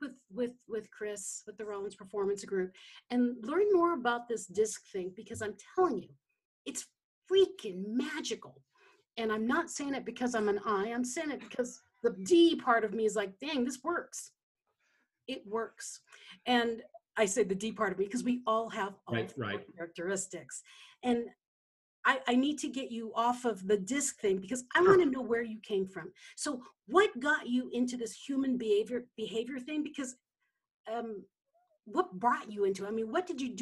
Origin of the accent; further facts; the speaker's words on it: Philippines; I grew up in the Philippines